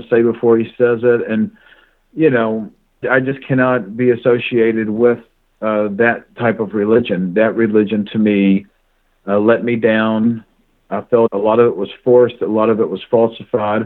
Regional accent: Kentucky, United States; I was born and raised in Kentucky

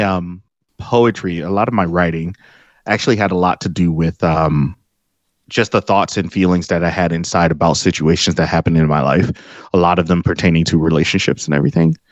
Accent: Detroit, Michigan, United States; my old street where I was born here in Detroit

